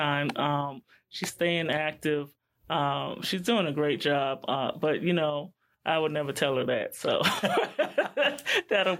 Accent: New York City, New York, United States; moved away as an adult; also born or lived in Iowa; I was from Queens, New York, in school at Iowa

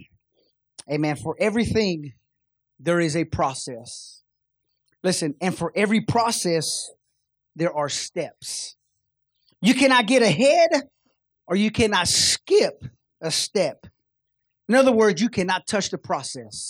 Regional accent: Kansas City, United States; We're from Kansas City

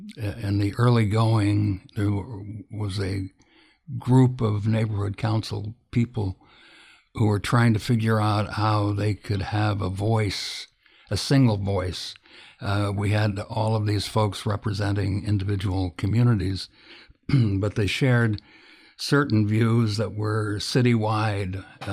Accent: Illinois, United States; moved away as an adult; I'm from the Midwest, was born in Illinois about 1,000 years ago, and spent and left the absolute minute that I could get out.

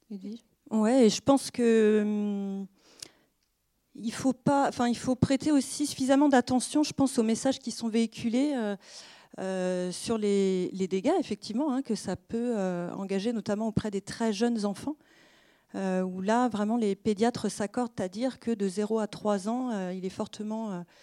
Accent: France; Alors, je ne suis pas étrangère, je suis française. Moi aussi, ça atteint mon cœur de petite française.

